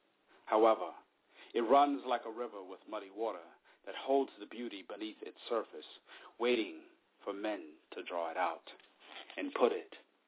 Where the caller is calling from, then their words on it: Japan; I asked you in private if I could read two poems since I'm calling from Japan